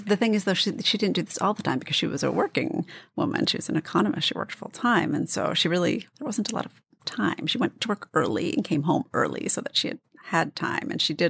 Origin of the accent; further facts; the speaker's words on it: D.C. area, Maryland, United States; In the D.C. area, Maryland, right outside.